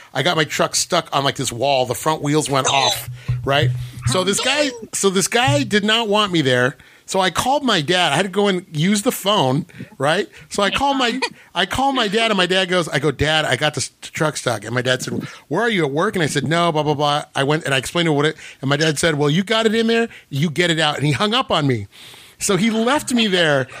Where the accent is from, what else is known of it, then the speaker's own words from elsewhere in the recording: Whittier, California, United States; also born or lived in La Mirada; I grew up in a really bad part of Whittier called it's called Los Nietos